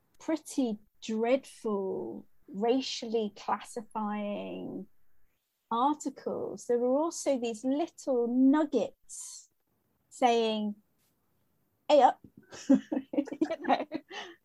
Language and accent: English; New Forest, South East England, United Kingdom; now in Durham, United Kingdom; where I grew up was in the New Forest, which was a rural area